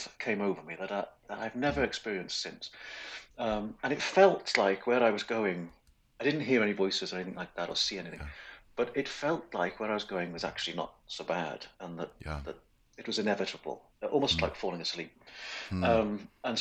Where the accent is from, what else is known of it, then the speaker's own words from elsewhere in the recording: Wales, United Kingdom; grew up in Wales, which is a small country on the west coast of Great Britain.